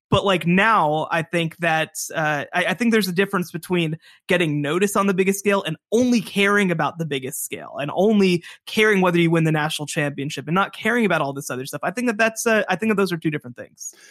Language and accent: English; Dallas, Texas, United States; I grew up in Dallas